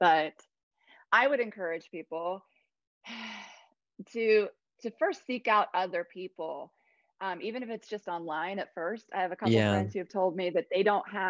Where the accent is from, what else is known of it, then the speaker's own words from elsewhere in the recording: Ohio, United States; moved away as an adult; also born or lived in Cambodia / South Carolina; now in Columbia, South Carolina, United States; I lived in Ohio for 39 years